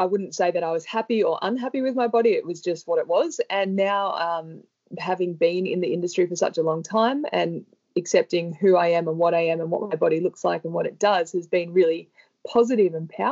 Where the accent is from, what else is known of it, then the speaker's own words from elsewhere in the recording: Sydney, New South Wales, Australia; I grew up in Sydney